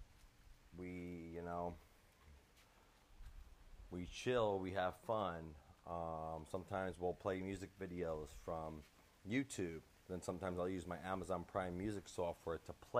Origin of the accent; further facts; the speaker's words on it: Long Island, New York, United States; now in Florida, United States; I am out of Florida, originally born and raised in New York, Long Island, but currently reside in Florida now.